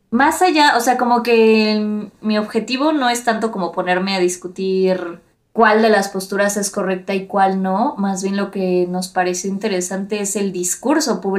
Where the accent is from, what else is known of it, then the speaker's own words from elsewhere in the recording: Mexico; ya, todos somos mestizos, ya de que casi casi no hay gente indígena, todos somos mexicanos y lo que sea